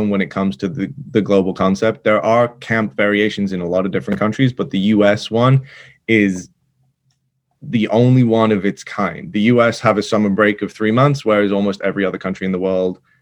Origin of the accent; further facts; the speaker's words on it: England, United Kingdom; moved away as an adult; also born or lived in Manchester; now in United States; I grew up in England, went to college in Manchester